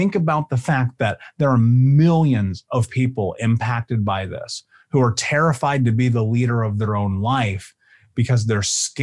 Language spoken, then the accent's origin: English; Indianapolis, Indiana, United States; I grew up in Indianapolis.